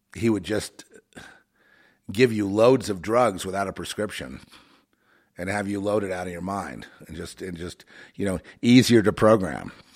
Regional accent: Los Angeles, California, United States; I grew up in Hollywood

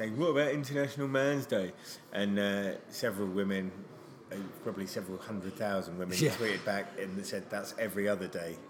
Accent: Catsfield, near Fareham, South East England, United Kingdom; Catsfield's a village I grew up in, just outside Portsmouth, outside Fareham.

